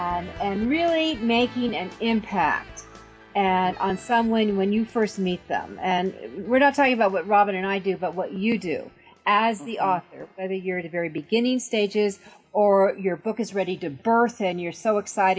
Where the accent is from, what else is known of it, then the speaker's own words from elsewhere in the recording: New York, United States; because, I mean, you and I come from New York.